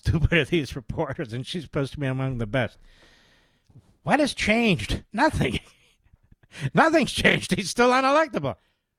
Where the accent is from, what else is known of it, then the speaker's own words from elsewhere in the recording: Pennsylvania, United States; I'm from Pennsylvania, these great towns in central Pennsylvania.